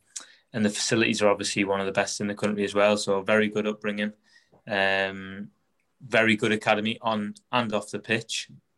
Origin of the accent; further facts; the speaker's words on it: Newcastle upon Tyne, North East England, United Kingdom; I'm from Newcastle. Lived there all my life.